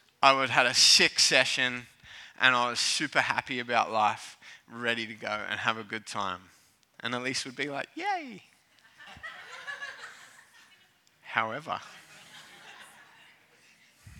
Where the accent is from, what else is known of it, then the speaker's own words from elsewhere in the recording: Cronulla, New South Wales, Australia; As a kid growing up in Cronulla, surfing was a rite of passage